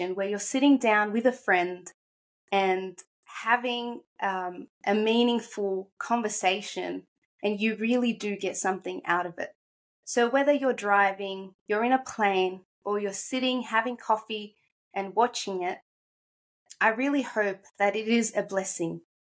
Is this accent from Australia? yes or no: yes; Australia; also born or lived in Egypt; I'm 24 years old from Australia, but I'm originally from Egypt. I've lived here since I was 7 in Australia